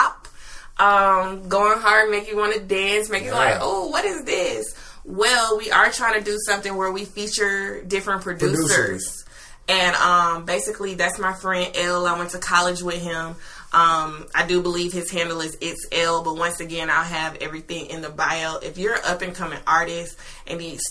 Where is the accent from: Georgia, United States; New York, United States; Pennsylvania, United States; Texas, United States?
Georgia, United States; Metro Atlanta; also born or lived in Conyers, Georgia; I'm from Metro Atlanta. I was born in Gwinnett County